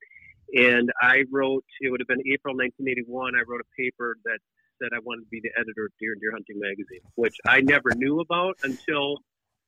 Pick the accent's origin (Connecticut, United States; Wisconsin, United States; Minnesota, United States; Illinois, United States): Wisconsin, United States; I grew up in Wisconsin, you know, upper Midwest